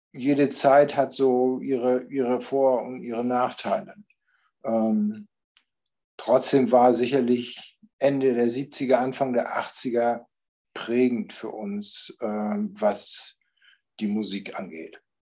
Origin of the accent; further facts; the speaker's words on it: Germany; wir kommen aus Deutschland